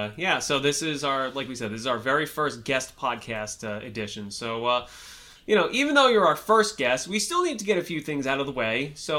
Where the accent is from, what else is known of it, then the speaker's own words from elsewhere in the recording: New York, United States; You know, see, now I'm from New York, so I drink a shit ton of coffee.